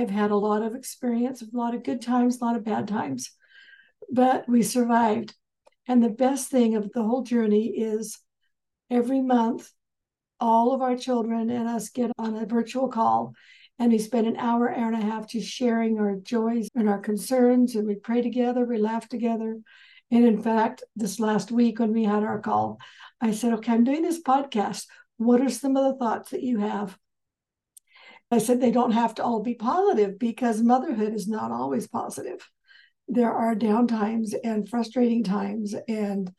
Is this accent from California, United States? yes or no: yes; Southern California, United States; I was raised in Southern California